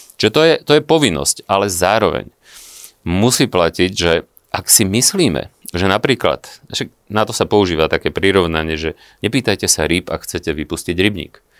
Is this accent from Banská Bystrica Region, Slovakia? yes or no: no; Vranov nad Topľou, Prešov Region, Slovakia; Ja som z malého mesta, ja som, ja som z Vranova. Dnes mi tam žije rodina